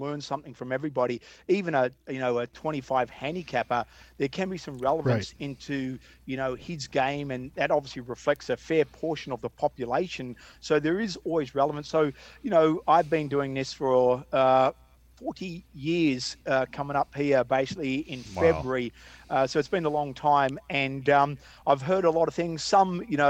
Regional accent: Melbourne, Victoria, Australia; moved away as an adult; now in United States; growing up in Sandbelt, Australia

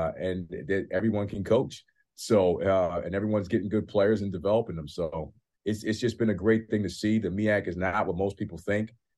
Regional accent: New York, United States; as a New Yorker and a New York Knicks fan

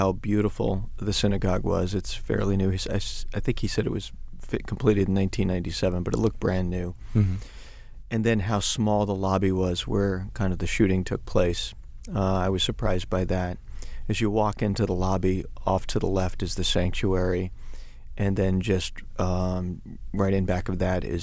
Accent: New York City, New York, United States; I grew up in Queens

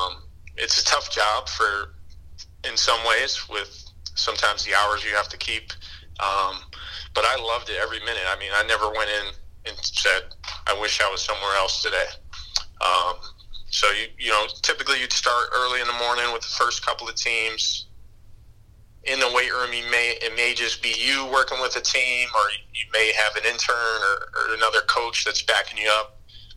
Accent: East Coast, United States; But yeah, I mean, I'm from the East Coast

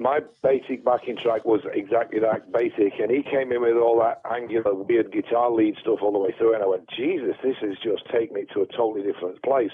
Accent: Sheffield, Yorkshire and the Humber, United Kingdom; Growing up in Sheffield in the seventies

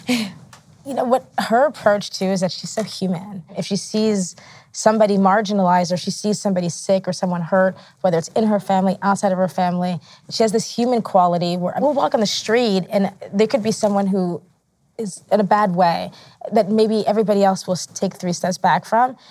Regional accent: New York City, New York, United States; I am American, grew up in New York, like Rosario, New York

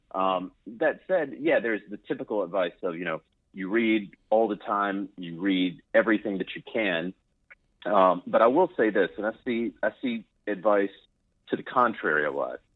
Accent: Charlotte, North Carolina, United States; I'm from the Charlotte area

